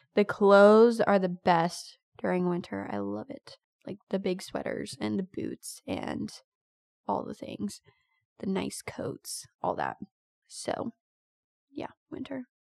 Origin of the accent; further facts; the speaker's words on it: United States; I am American to the bone